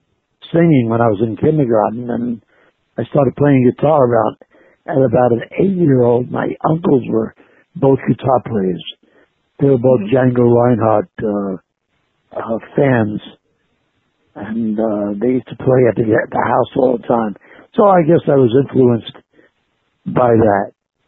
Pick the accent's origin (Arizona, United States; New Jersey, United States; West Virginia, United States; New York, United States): New Jersey, United States; Union City; Well, I'm from New Jersey. The city is Union City. It's right next to Hoboken, where Mr. … was born.